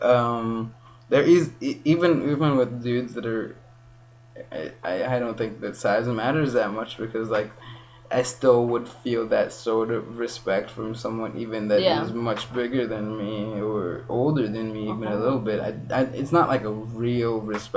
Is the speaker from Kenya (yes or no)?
yes; Kenya; moved away; being raised in Kenya, and it's also part me being who I am, and it's part being raised here as a Kenyan